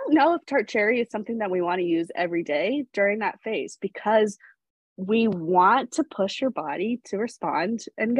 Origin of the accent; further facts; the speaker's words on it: New England, United States; now in California, United States; I grew up in New England